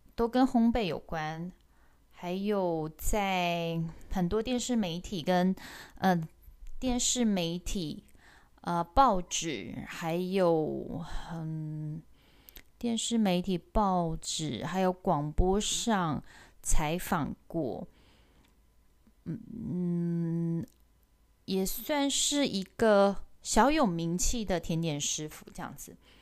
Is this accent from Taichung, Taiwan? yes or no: yes; Taichung, Taiwan; also born or lived in Paris, France / United Kingdom; 我是台中人